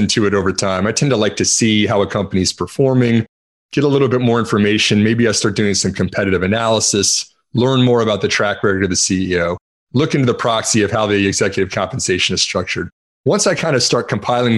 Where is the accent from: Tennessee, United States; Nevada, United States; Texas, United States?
Texas, United States; I'm from Texas